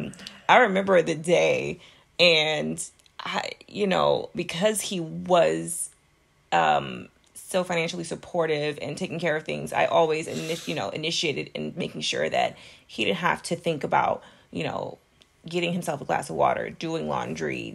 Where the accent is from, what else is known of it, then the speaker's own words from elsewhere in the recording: Texas, United States; moved away; also born or lived in Florida; I was from Texas and living in Florida